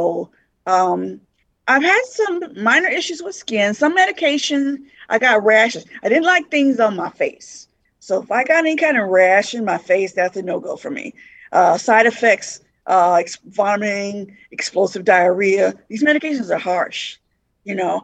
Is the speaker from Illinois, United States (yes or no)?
no; Las Vegas, Nevada, United States; moved away as an adult; now in Lincoln, United States; I'm originally from Las Vegas, recently moved to Lincoln